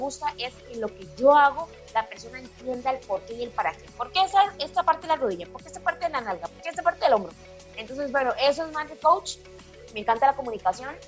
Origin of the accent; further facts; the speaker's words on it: Pérez Zeledón, San José, Costa Rica; Yo soy de Pérez de Don, soy del campo